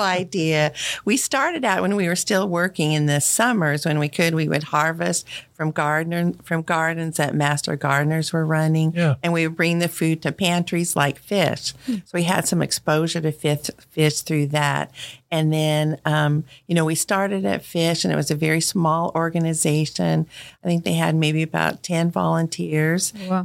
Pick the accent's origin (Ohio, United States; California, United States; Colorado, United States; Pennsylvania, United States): Colorado, United States; moved away as an adult; now in Fairborn, United States; I grew up in Colorado